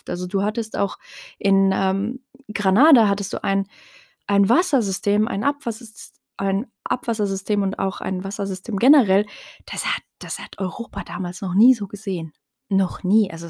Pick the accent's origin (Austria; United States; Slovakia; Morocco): Morocco; first language Tarifit; German is a second language; Und das Gleiche gilt eben auch für meine Muttersprache, also Tarifit, hm, was eben eine Tamazir, also eine Untergruppe der Tamazirt-Sprachen generell ist.